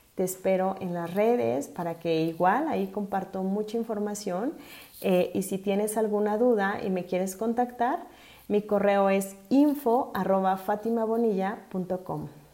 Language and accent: Spanish; Mexico City, Mexico; soy originaria de la Ciudad de México